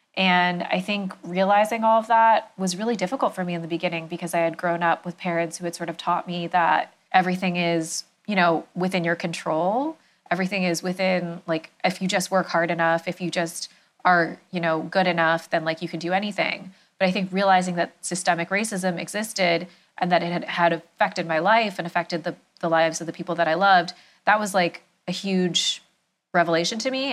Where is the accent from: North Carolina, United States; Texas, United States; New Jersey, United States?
New Jersey, United States; I grew up in New Jersey, in a suburb, um, outside of New York.